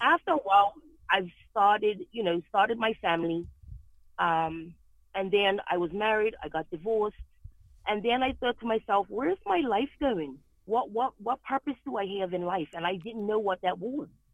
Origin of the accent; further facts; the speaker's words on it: Bermuda; moved away as an adult; now in New England, United States; I was born and raised in Bermuda